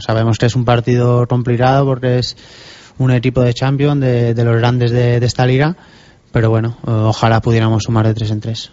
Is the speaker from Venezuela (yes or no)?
no; Binissalem, Balearic Islands, Spain; moved away; also born or lived in Barcelona / Huesca; Empecé jugando en el, en el equipo de mi pueblo